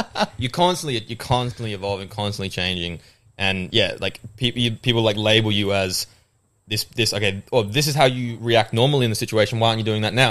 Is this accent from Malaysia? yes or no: no; Australia; accent: Australian; also born or lived in England; I moved from England when I was seven, which a lot of people don't know 'cause my accent's Australian.